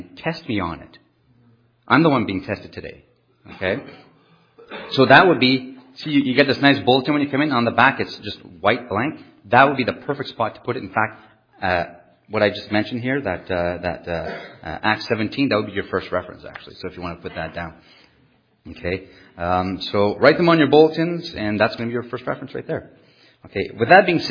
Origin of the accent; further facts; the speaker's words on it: Canada; first language French; English is a second language; I'm French Canadian. I just speak loudly